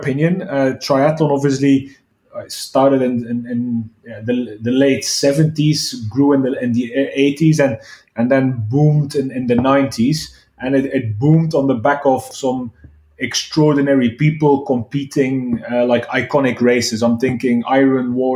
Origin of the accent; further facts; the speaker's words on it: Belgium; moved away as an adult; also born or lived in China; I'm originally from Belgium